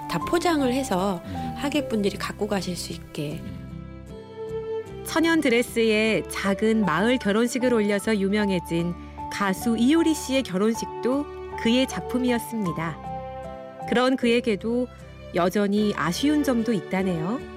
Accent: Seoul, South Korea; 서울에서 태어났지만 자연 생활은 처음

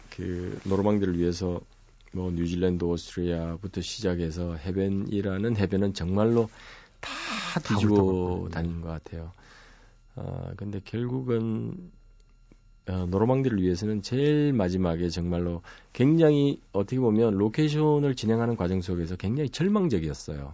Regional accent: Masan, South Gyeongsang, South Korea; 저희 고향은 마산이었는데

